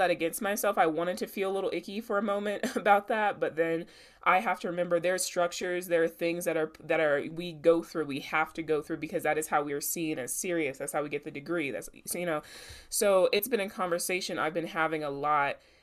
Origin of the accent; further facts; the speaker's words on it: the South, United States; I'm Black, I'm a woman, I'm from the South